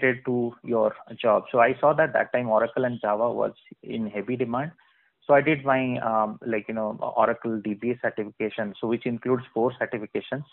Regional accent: Berhampur, Odisha, India; I was born in Barampur, city of Odisha, so which is famous for silk saris and also good for people who are food lovers. And then I did all my education, schooling, college, and then BTech from Barampur itself

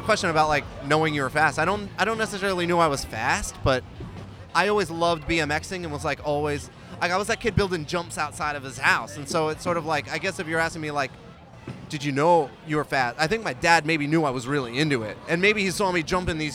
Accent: Florida, United States; also born or lived in Long Island, New York; now in New York, United States; So I was born on Long Island and my family moved to Florida when I was a kid. So I grew up in Florida doing the whole like BMX thing.

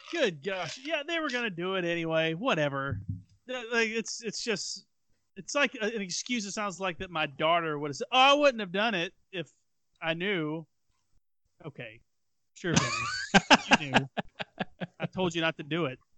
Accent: Tennessee / Alabama, United States; When in middle school, when I moved to Alabama

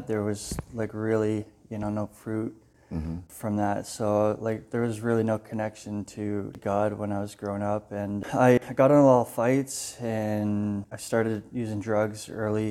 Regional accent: Windsor, Ontario, Canada; I grew up in Windsor

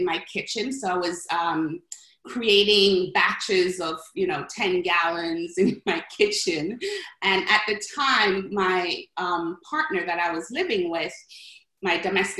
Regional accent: Jamaica; now in New York, United States; I'm from Jamaica, West Indies, and back home, especially in the Caribbean

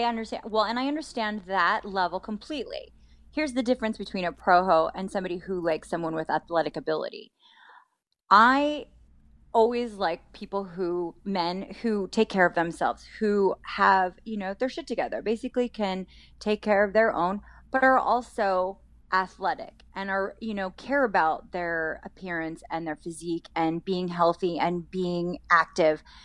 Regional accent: Colorado, United States; also born or lived in Las Vegas; now in California, United States; I grew up in Colorado, so I was always a pasty kid

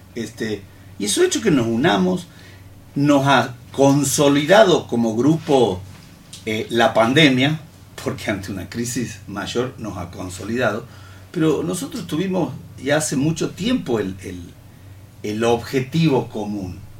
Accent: Santiago del Estero, Argentina; aquí somos argentinos, aquí somos santiagueños.

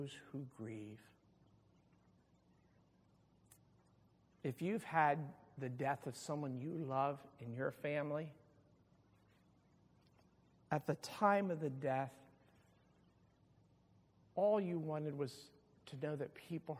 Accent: Pleasantville, New Jersey, United States; I grew up in Pleasantville, and I can remember as a teenager in the mid-70s

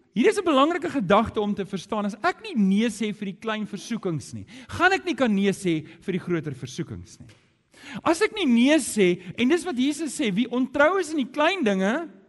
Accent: Johannesburg, Gauteng, South Africa; moved away as an adult; now in Cape Town, South Africa; ek kom van Johannesburg af

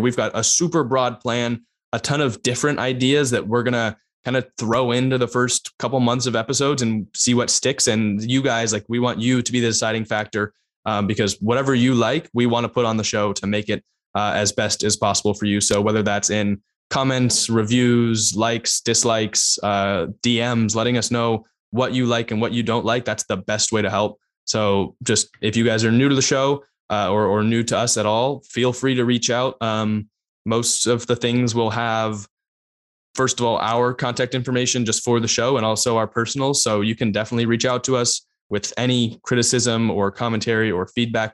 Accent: Bay Area, California, United States; I'm also from the Bay Area.

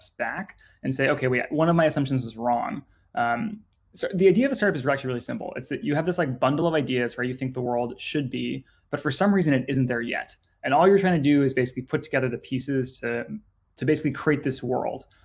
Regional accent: Northern California, United States; moved away; also born or lived in London; I'm from Northern California.

